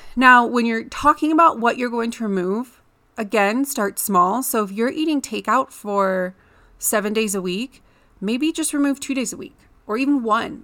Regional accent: Michigan, United States; moved away as an adult; now in Colorado, United States; in the Midwest where I grew up in Michigan

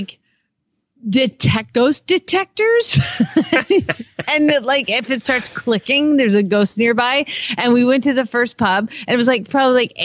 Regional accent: Atlanta, Georgia, United States; I'm from Atlanta

